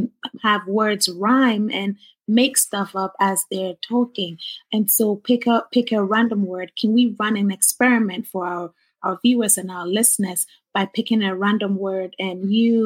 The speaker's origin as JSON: {"language": "English", "country": "Ghana", "moved": "yes", "said": "I'm originally from Ghana, West Africa."}